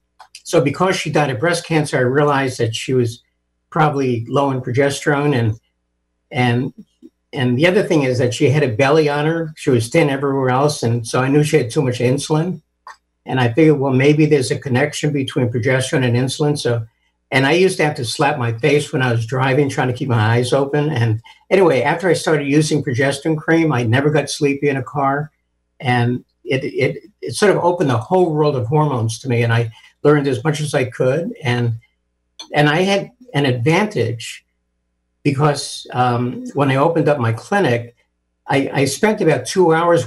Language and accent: English; New York City, New York, United States; also born or lived in Ohio; I was born and raised in New York City.